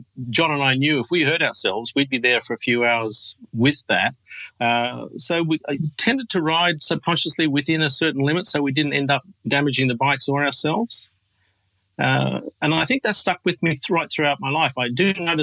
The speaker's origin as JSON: {"language": "English", "town": "Sydney", "region": "New South Wales", "country": "Australia", "said": "I'm from Sydney, Australia"}